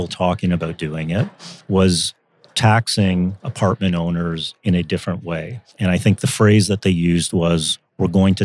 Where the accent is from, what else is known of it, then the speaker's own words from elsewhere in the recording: Canada; as a Canadian